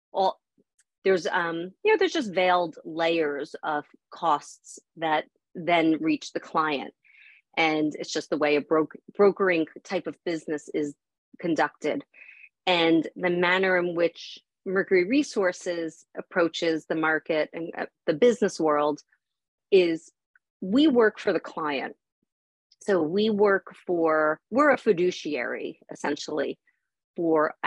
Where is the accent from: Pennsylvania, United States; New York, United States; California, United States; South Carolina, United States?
New York, United States; Long Island; I grew up on the East Coast. I grew up in New York. I grew up on the water. But there's not a real barging community here around Long Island.